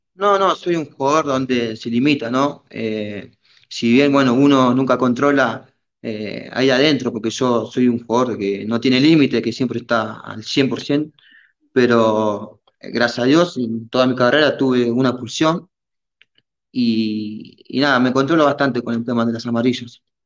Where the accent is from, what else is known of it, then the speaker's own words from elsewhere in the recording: Argentina; moved away as an adult; now in Peru; de chico, cuando yo estaba en Argentina